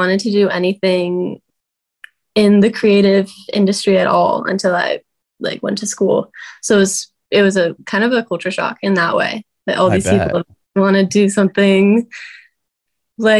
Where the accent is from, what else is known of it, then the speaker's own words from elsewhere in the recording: Tustin, California, United States; I was born and raised in Orange County, California.